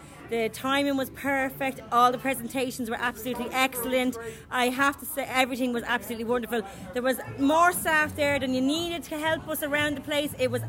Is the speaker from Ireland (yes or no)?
yes; Balbriggan, Leinster, Ireland; PA here, Balbriggan.